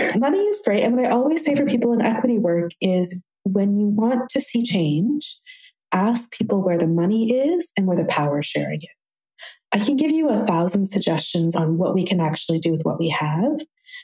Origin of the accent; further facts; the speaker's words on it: Toronto, Ontario, Canada; I'm from Toronto. I work in Toronto